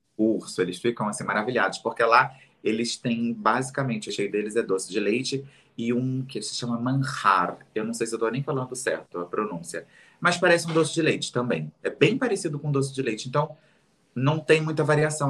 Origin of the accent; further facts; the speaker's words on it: Rio de Janeiro, Brazil; Realengo, na cidade onde eu fui criado. Eh, na cidade, não, perdão, no bairro que eu fui criado.